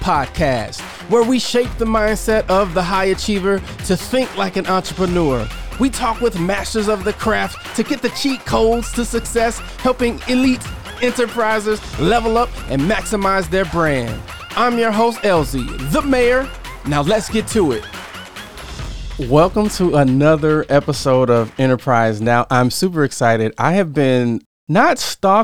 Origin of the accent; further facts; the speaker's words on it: Southern Illinois, United States; also born or lived in Chicago; I was born in Chicago, but raised in Southern Illinois